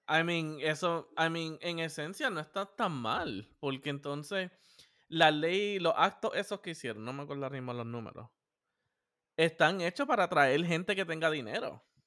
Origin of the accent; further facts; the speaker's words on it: Puerto Rico; somos boricua